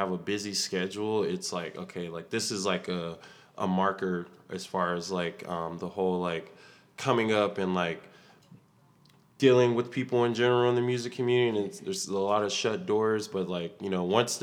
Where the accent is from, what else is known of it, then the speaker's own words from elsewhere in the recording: Austin, Texas, United States; I'm originally from Austin, Texas